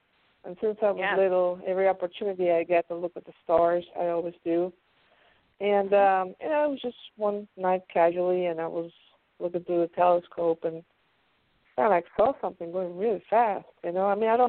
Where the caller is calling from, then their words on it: Pennsylvania, United States; from Pennsylvania.